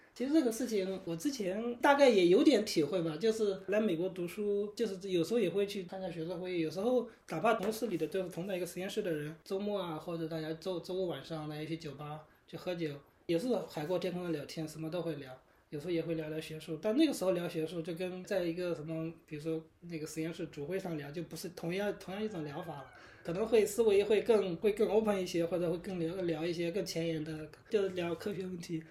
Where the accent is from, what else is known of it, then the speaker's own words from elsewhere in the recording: Shandong, China; moved away as an adult; now in United States; 我是山东人嘛